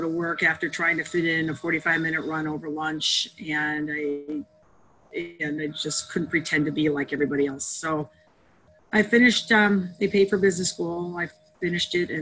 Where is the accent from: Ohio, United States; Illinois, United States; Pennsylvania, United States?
Illinois, United States; outside Chicago; I grew up outside Chicago